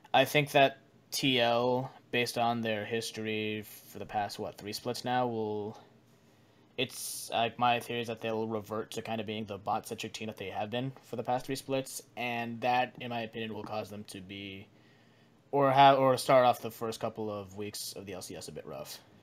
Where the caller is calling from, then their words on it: Washington, District of Columbia, United States; I'm calling from Washington D.C.